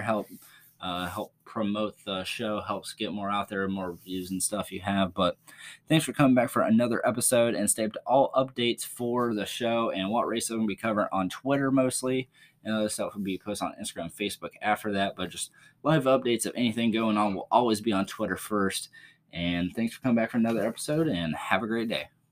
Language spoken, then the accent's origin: English; Outer Banks, North Carolina, United States; moved away; where I grew up in the Outer Banks area